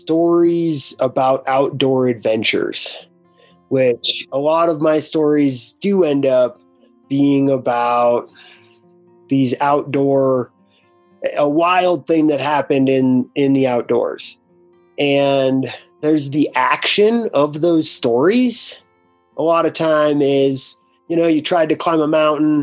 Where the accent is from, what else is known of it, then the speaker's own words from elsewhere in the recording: Breckenridge, Colorado, United States; I grew up in Breckenridge, Colorado, which is a ski town.